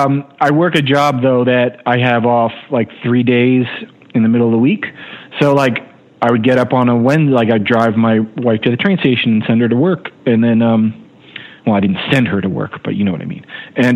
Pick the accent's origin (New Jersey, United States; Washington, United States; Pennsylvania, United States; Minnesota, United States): New Jersey, United States; I was a guy from New Jersey who was really into it.